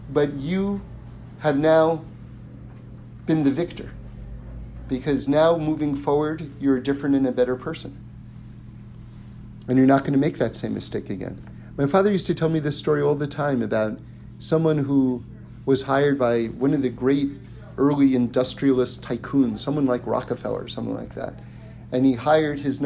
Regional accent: New York City, New York, United States; I grew up in New York City and, you know, born and raised in apartments

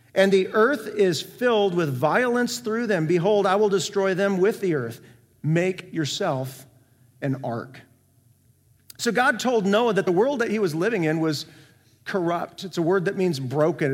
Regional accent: North Iowa, United States; moved away; also born or lived in Central Florida; I grew up in North Iowa, twenty minutes south of the Minnesota border

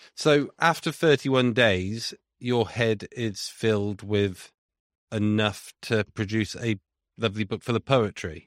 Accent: Leominster, West Midlands, United Kingdom; moved away; I'm from Leinster originally

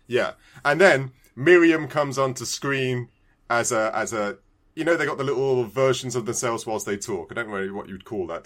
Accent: United Kingdom; moved away; I am British

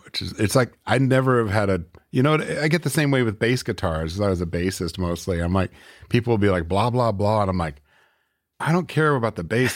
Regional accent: Northern California, United States; moved away as an adult; also born or lived in Oakland / Grass Valley / Nevada City / Chico; now in Portland, United States; I'm from California, actually. I, I grew up in Northern California.

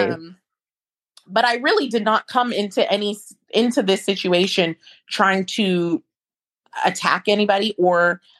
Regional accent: Midwest, United States; I'm a Midwesterner at heart.

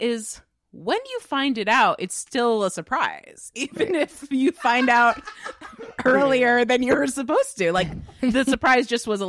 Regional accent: Cedar Grove, New Jersey, United States; Cedar Grove, New Jersey, which is my hometown.

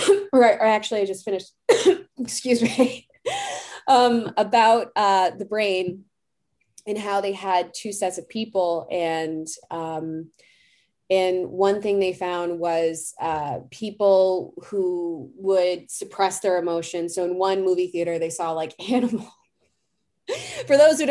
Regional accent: Boston, Massachusetts, United States; I'm from Boston

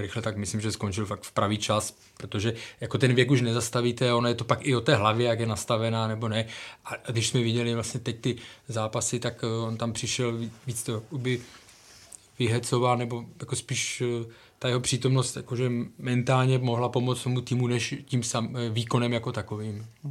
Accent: Ostrava, Moravian-Silesian Region, Czechia; já jsem z Ostravy

